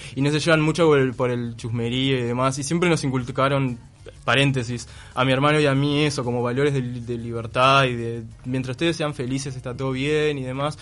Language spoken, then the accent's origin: Spanish; Melo, Cerro Largo, Uruguay; moved away as an adult; now in Montevideo, Uruguay; Yo soy de Melo, es que es eso, ciudad del interior